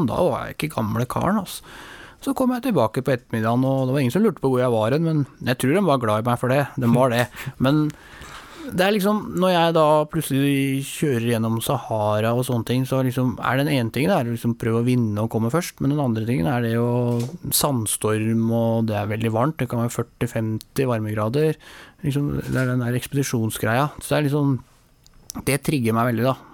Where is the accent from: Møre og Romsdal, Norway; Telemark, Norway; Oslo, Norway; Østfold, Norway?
Oslo, Norway; jeg er født og oppvokst oppe i Nordmarka, på en, en gård som heter Ullevålseter.